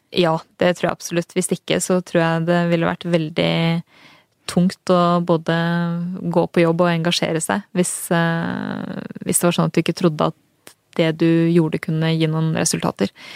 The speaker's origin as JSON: {"language": "Norwegian", "town": "Strømmen", "region": "Akershus", "country": "Norway", "tie": "born or raised there", "said": "jeg er jo født og oppvokst på Strømmen"}